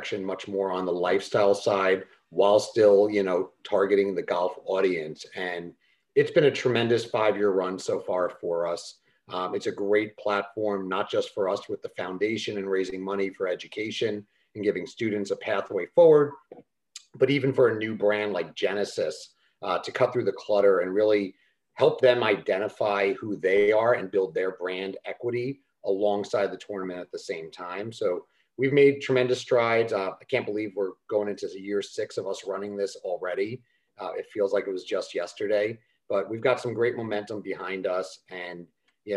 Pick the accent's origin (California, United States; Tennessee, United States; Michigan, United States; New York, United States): New York, United States; moved away as an adult; now in Los Angeles, United States; Started off in my hometown, New York